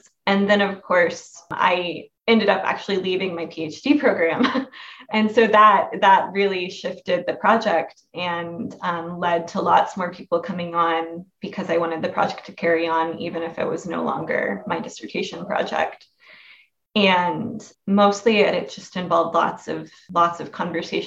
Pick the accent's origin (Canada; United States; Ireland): United States; Oklahoma; I grew up in Oklahoma.